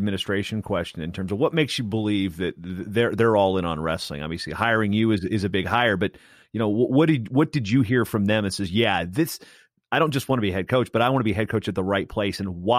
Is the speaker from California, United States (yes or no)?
yes; California, United States; outside of my home state of California